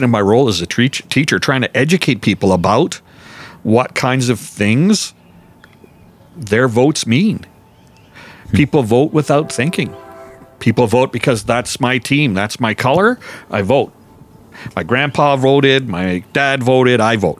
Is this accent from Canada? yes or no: yes; Calgary, Alberta, Canada; moved away as an adult; now in Lacombe, Canada; I was born and raised in Calgary.